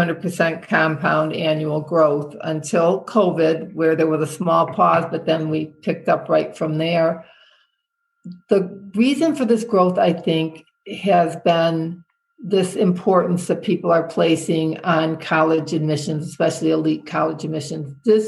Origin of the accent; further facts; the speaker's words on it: Michigan, United States; It's like, why would I know him? I'm from Michigan.